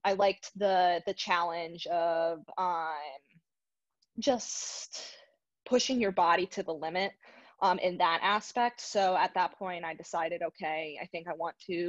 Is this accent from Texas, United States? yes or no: no; Arizona, United States; I was born in Arizona